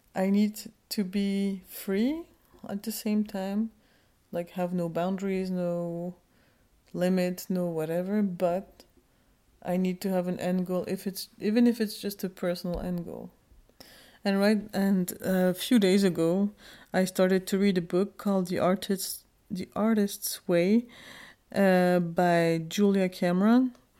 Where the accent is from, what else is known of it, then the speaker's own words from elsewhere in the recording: Geneva, Switzerland; also born or lived in Kurdistan, Turkey; I was born in Geneva, Switzerland.